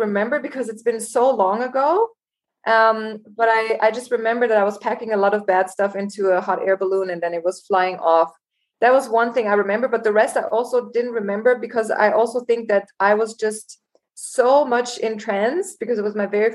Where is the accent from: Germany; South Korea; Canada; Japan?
Germany; moved away as an adult; also born or lived in Los Angeles, United States; now in Cape Town, South Africa; I was born and raised in Germany. And at 19, I decided to go to Los Angeles and study